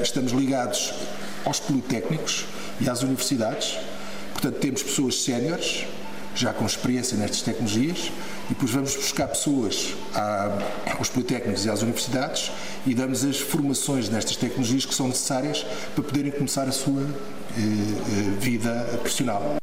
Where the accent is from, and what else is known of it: Castelo Branco, Portugal; born or raised there